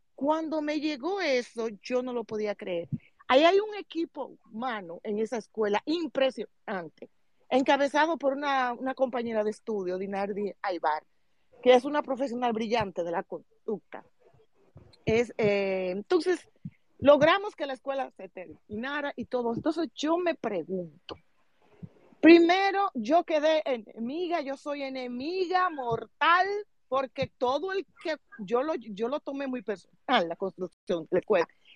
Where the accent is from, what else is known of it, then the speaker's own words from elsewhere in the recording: Salcedo, Hermanas Mirabal, Dominican Republic; yo soy de la provincia de Hermanas ah, específicamente de Salcedo